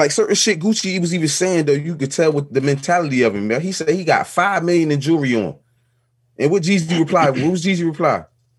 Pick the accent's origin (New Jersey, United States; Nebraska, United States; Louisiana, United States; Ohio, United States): New Jersey, United States; I'm from Jersey, bro.